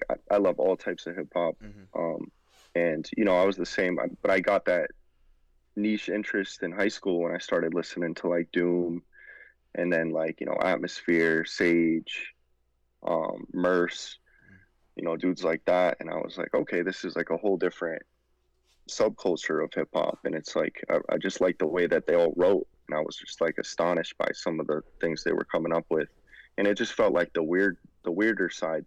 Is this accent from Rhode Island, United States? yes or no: yes; Rhode Island, United States; we're both from Rhode Island